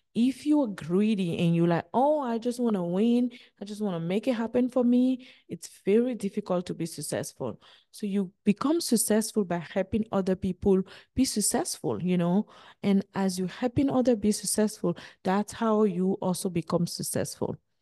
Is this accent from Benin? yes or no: yes; Benin; moved away as an adult; also born or lived in United States; twenty-five year of living my hometown, Benin